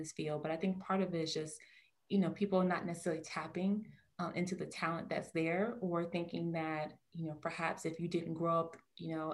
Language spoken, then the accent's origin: English; Newark, New Jersey, United States; I grew up in New Jersey, I'm from the Garden State, but I grew up in, you know, a very metropolitan area of town, from Newark, New Jersey